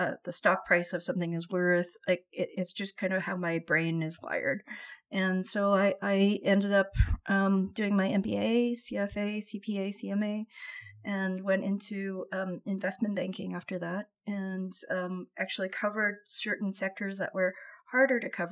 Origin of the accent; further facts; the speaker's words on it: Vancouver, British Columbia, Canada; I grew up in Vancouver